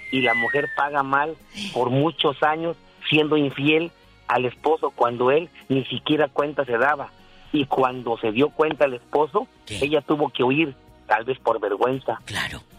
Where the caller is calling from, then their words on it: Modesto, California, United States; de Modesto, ¿ok?